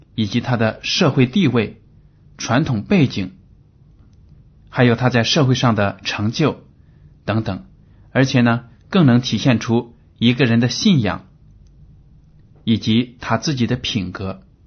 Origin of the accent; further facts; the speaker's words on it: China; 我们中国人在这个生活水平上有了很大的提高